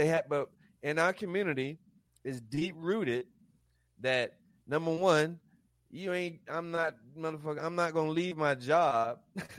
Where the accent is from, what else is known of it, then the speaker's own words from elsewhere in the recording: Raleigh, North Carolina, United States; I'm from Chavis Heights